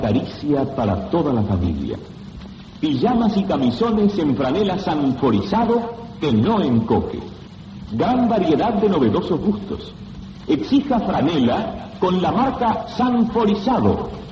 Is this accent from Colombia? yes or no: no; Uruguay; moved away as an adult; also born or lived in Madrid, Spain / Argentina; yo soy, como uruguayo